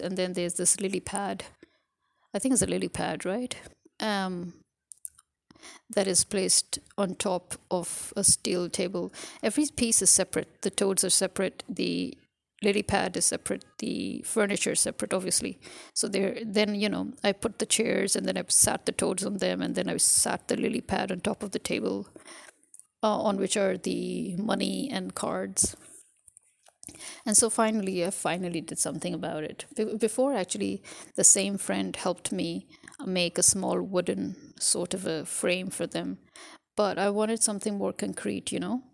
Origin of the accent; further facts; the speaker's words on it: Pakistan; I'm a Pakistani